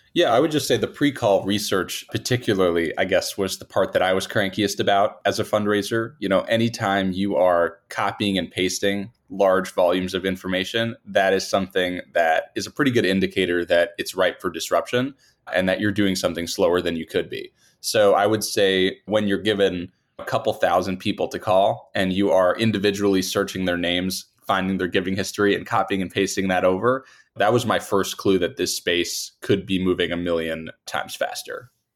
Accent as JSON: {"language": "English", "town": "New York City", "region": "New York", "country": "United States", "tie": "born or raised there", "moved": "as an adult", "lives_now": "Chicago, United States", "said": "I'm born and raised in New York City. The Upper West Side"}